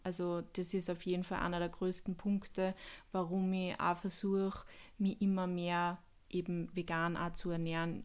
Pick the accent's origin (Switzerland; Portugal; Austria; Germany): Austria; Upper Austria; Bei uns in Oberösterreich